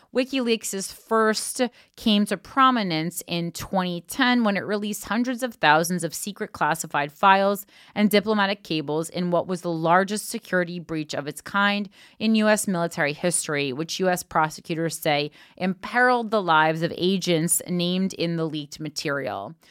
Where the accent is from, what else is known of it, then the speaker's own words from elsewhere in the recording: New Jersey, United States; that's my home state